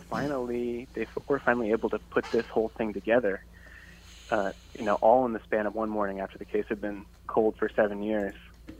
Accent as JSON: {"language": "English", "region": "Pennsylvania", "country": "United States", "tie": "born or raised there", "said": "Pennsylvania, actually. Just a kid from rural Pennsylvania."}